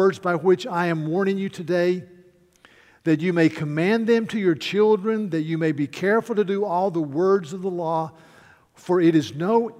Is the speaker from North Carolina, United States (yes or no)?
yes; North Carolina, United States; I am from North Carolina